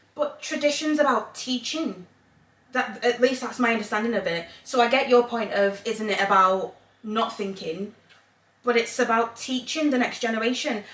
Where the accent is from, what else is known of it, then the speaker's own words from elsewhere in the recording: England, United Kingdom; moved away as an adult; also born or lived in Zambia; now in Northern Ireland, United Kingdom; I grew up in England.